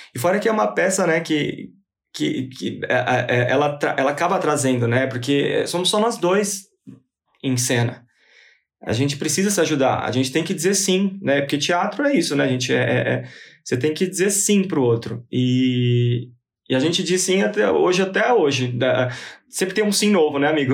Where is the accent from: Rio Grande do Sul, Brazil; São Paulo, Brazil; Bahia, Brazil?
São Paulo, Brazil; Sou daqui de São Paulo.